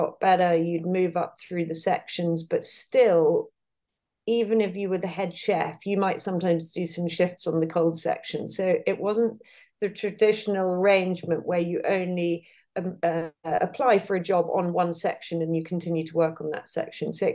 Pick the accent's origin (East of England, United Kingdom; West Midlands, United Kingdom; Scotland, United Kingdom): West Midlands, United Kingdom; Herefordshire; where I spent a lot of time growing up in Herefordshire, we were surrounded by farmers.